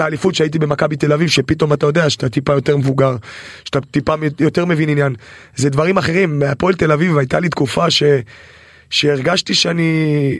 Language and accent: Hebrew; Israel